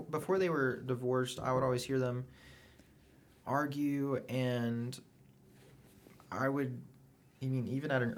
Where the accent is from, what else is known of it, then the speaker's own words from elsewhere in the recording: Oklahoma, United States; moved away; I'm from Oklahoma